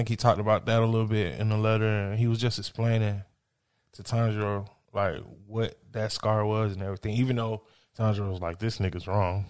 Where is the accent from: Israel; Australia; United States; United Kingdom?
United States